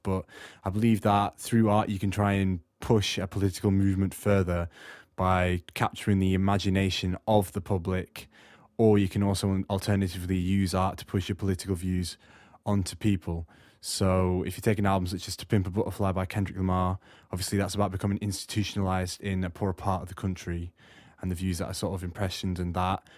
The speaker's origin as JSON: {"language": "English", "town": "Morecambe", "region": "North West England", "country": "United Kingdom", "tie": "born or raised there", "also_born_or_lived": "Australia", "moved": "as an adult", "lives_now": "South Wales, United Kingdom", "said": "I'm originally from Australia, but uh, I lived in the northwest in a seaside, ta- seaside town called Morecambe, for um, the last sort of eight years of my life growing up before I came down to South Wales."}